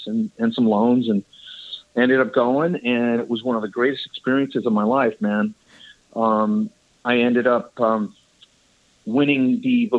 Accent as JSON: {"language": "English", "town": "Dallas", "region": "Pennsylvania", "country": "United States", "tie": "born or raised there", "also_born_or_lived": "Hartford, Connecticut / Italy", "moved": "as an adult", "lives_now": "California, United States", "said": "Then we moved to Pennsylvania and me and my brother grew up there"}